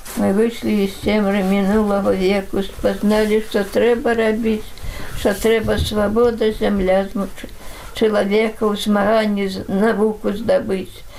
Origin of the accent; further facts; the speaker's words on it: Belarus; also born or lived in Siberia; я сама беларуска